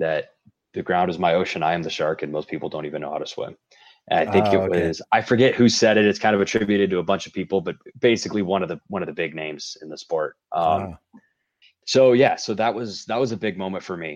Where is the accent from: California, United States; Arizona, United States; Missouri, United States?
Missouri, United States; St. Louis; moved away as an adult; now in Denver, United States; I grew up in St. Louis